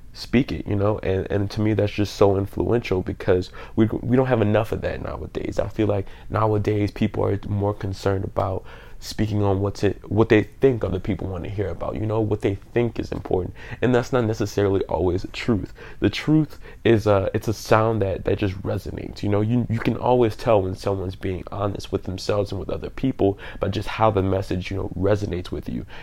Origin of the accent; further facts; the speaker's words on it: New Orleans, Louisiana, United States; I'm from New Orleans, Louisiana